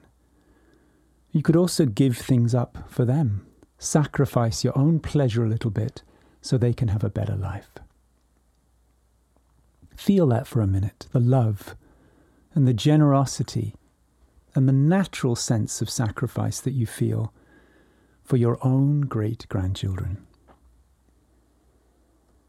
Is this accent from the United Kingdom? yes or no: yes; England, United Kingdom; now in California, United States; I was born in 1957 in England, and I write this to you now from California